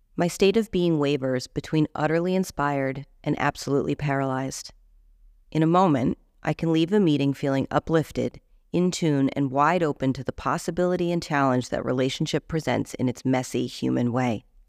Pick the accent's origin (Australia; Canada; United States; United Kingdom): United States; moved away; we're American